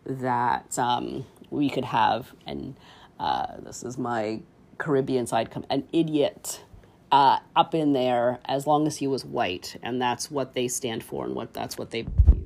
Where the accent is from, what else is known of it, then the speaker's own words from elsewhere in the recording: Canada; as a Canadian, you know, born here in this country